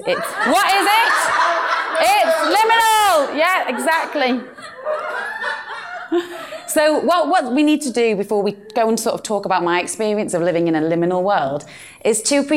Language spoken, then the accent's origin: English; Birkenhead, North West England, United Kingdom; accent: British Northern; this is my hometown. This is beautiful, glorious Birkenhead